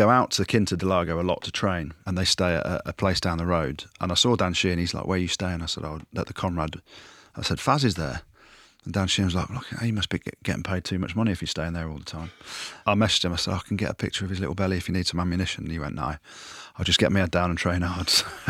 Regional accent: South Africa; Yeah, my bro. I am South African.

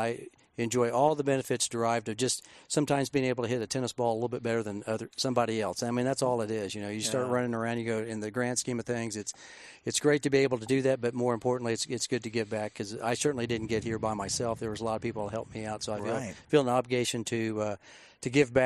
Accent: Oklahoma City, Oklahoma, United States; moved away as an adult; now in Texas, United States; I was born and raised in Oklahoma

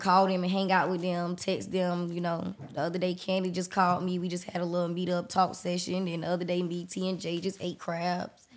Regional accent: Jacksonville, Florida, United States; I'm from Jacksonville, Florida.

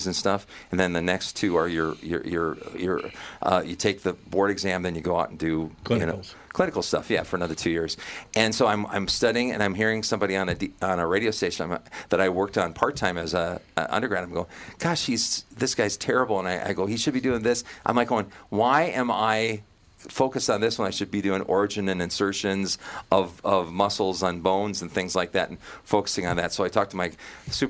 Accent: Jamestown, North Dakota, United States; born or raised there

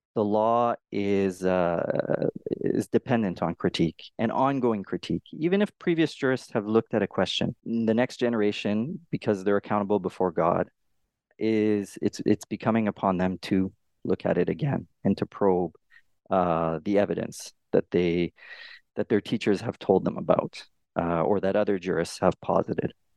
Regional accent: Canada; I'm a Canadian scholar

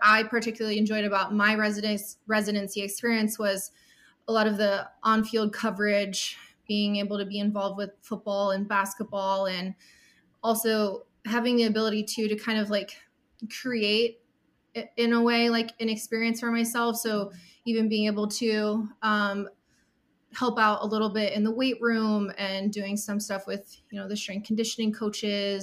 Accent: Cleveland, Ohio, United States; I am from Cleveland, Ohio, originally

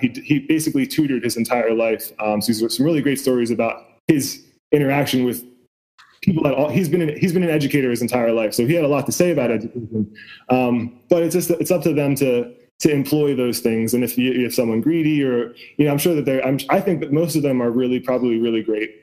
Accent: West Chester, Pennsylvania, United States; I grew up outside of Philadelphia

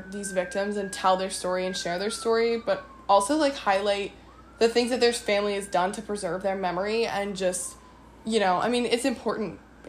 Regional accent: Maryland, United States; We're from Maryland.

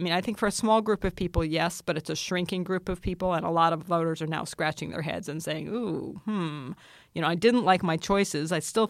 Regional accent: New York, United States; It's funny. I grew up in New York, and Donald Trump, from the time I can remember first hearing him, was a joke.

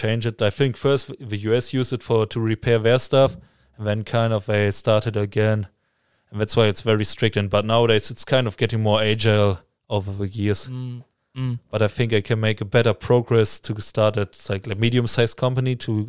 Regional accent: Münster, North Rhine-Westphalia, Germany; Amsterdam is only like 2.5 hours away from my hometown. It's Münster, obviously, like we call it like it's the bike city

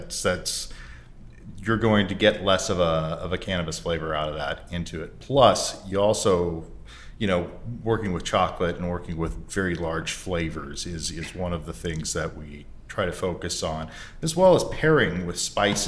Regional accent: Portland, Oregon, United States; I'm from Portland as well

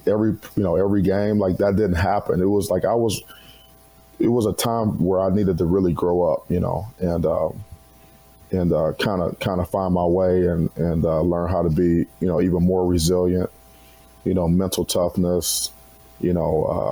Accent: Cleveland, Ohio, United States; moved away as an adult; also born or lived in Madison, Wisconsin; I was 8 hours away from home. You know, I'm from Cleveland

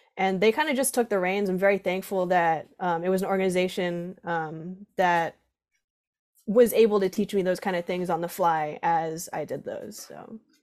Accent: Groton, Connecticut, United States; I'm from, uh, Groton, Connecticut, Southeastern, right on the coast.

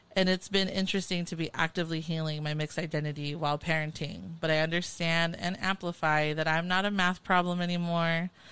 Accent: Carson, California, United States; growing up in Carson, California

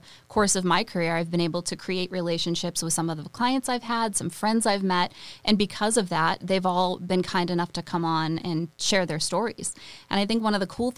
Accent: Chelmsford, Massachusetts, United States; now in Nashville, United States; I grew up in Chelmsford, Massachusetts

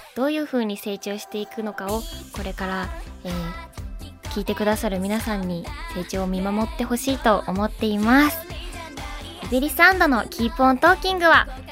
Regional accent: Hokkaido, Japan; 北海道出身です

